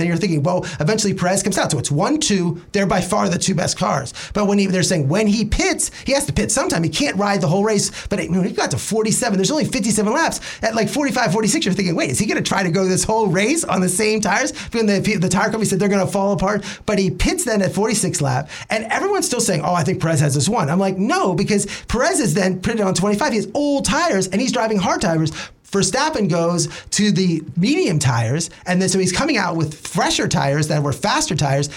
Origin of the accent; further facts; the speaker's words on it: Altoona, Pennsylvania, United States; I'm from Altoona, Pennsylvania